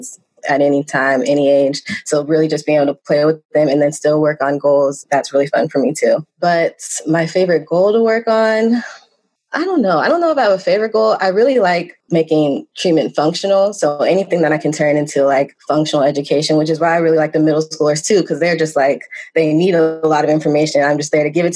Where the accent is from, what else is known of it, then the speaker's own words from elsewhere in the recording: Southern California, United States; I'm from Southern California, and I grew up there.